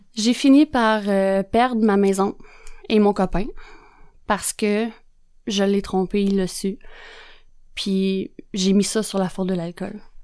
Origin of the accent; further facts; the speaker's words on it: Joliette, Quebec, Canada; je viens de Joliette, hein, fait que l'anglais, euh, ça faisait pas partie de mon vocabulaire